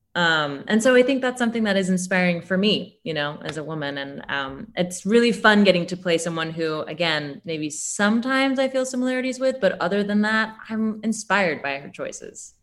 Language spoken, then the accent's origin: English; New York, United States; now in Chicago, United States; I am from New York